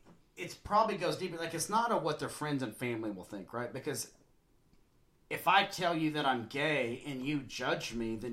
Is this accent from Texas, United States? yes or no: yes; Lubbock, Texas, United States; I'm from Lubbock, but it's ish.